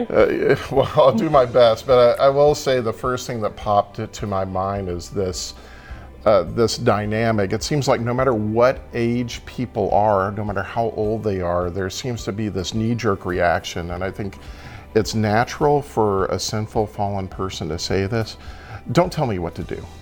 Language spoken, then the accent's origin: English; Texas, United States; I'm Texan